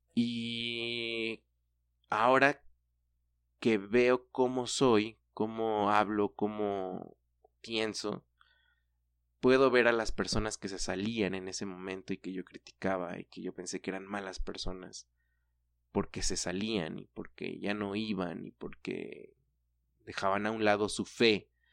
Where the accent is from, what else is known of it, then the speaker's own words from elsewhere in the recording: Mexico; nuestra cultura como mexicanos